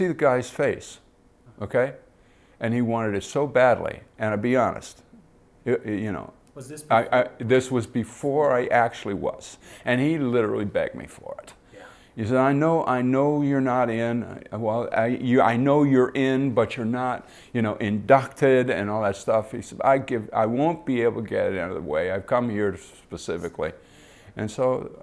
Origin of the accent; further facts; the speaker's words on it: Detroit, Michigan, United States; I grew up in Detroit and watched the Tigers play.